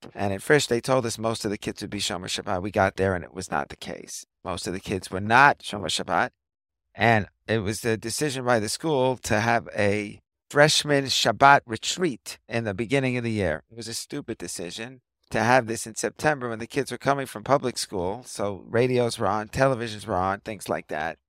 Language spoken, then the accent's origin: English; New York City, New York, United States; moved away as an adult; now in Ramat Beit Shemesh, Israel; I grew up in a Riverdale section of the Bronx in New York City.